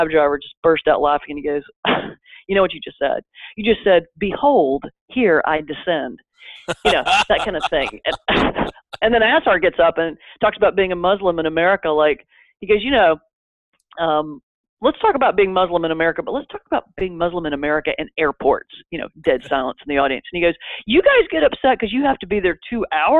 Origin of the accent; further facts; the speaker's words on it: the South, United States; now in New York, United States; being a Southerner in New York